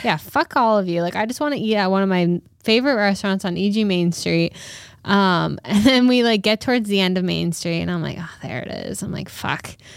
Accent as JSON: {"language": "English", "region": "Rhode Island", "country": "United States", "tie": "born or raised there", "said": "my home, like, my home"}